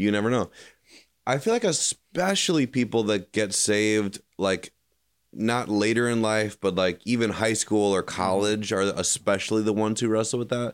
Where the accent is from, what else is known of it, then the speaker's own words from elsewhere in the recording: Chicago suburbs, Illinois, United States; now in Kentucky, United States; I grew up in the Chicago suburbs